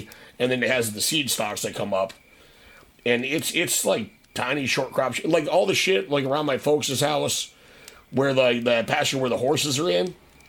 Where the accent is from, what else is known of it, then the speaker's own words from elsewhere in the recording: North Dakota, United States; I grew up in North Dakota.